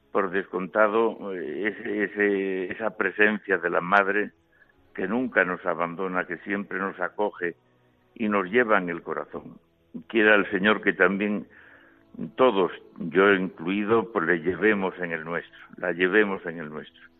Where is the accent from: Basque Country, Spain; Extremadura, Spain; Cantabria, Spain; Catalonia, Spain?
Cantabria, Spain; also born or lived in Santa María de la Vid, Burgos; now in Palencia, Spain; las de Cantabria, más cercanas a mi tierra y al corazón